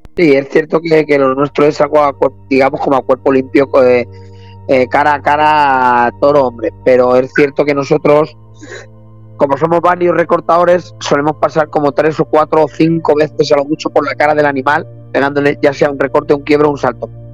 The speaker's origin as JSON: {"language": "Spanish", "town": "Arganda del Rey", "region": "Community of Madrid", "country": "Spain", "said": "soy de Arganda del Rey"}